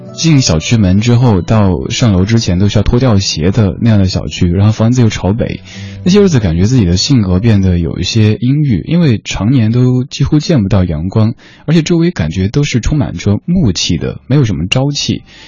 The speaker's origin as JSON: {"language": "Chinese", "town": "Chengdu", "region": "Sichuan", "country": "China", "tie": "born or raised there", "moved": "yes", "lives_now": "Beijing, China", "said": "而现在我生活在北京，家乡成都"}